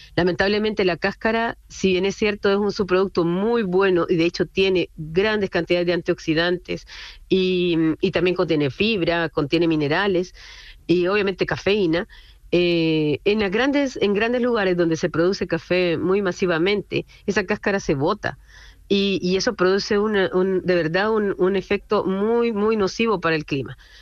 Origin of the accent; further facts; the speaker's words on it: Honduras; now in Chile; yo soy hondureña, yo soy hondureña y mi socio es chileno. Yo vivo hace mucho tiempo acá en Chile